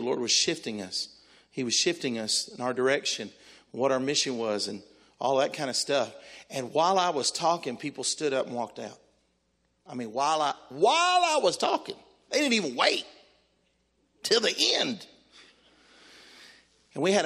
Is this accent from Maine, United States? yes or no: no; Texas, United States; now in Tennessee, United States; I'm a Texan. I was born in Texas